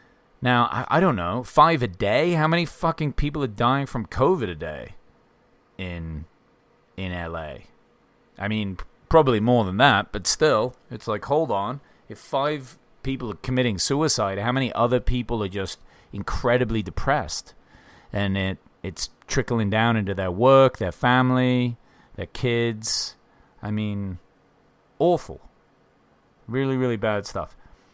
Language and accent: English; England, United Kingdom; now in Bozeman, United States; I mean, I'm English and I've lived all over.